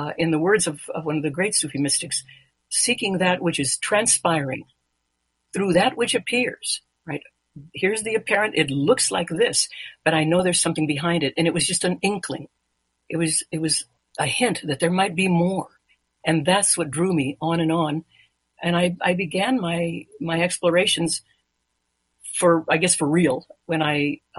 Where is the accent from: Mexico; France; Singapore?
Mexico; now in United States; I was born in Mexico. I'm a naturalized American citizen